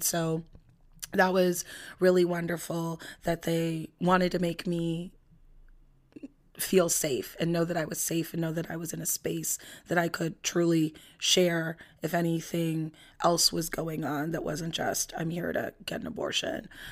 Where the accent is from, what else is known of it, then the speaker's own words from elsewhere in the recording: Los Angeles, California, United States; I'm from Los Angeles